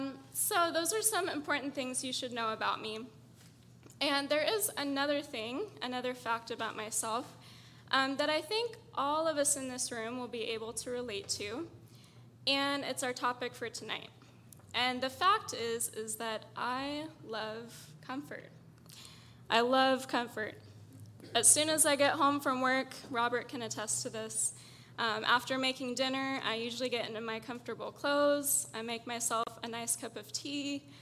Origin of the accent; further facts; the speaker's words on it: Syria; I was born and raised in the Middle East, in the country of Syria. And my parents were ministering to Muslims there, so I'm what you call a missionary kid, or an MK.